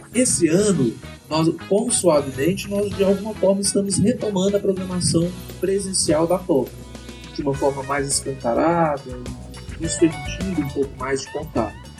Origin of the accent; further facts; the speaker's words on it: Iporá, Goiás, Brazil; nós estamos aqui iporaenses raiz